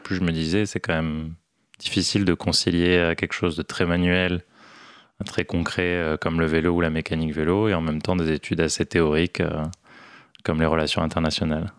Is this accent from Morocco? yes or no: yes; Morocco; also born or lived in Toulouse, France; now in Paris, France; J'ai grandi au Maroc